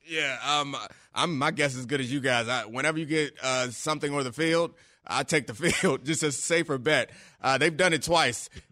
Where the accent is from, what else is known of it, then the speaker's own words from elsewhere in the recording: Baltimore, Maryland, United States; I grew up in Baltimore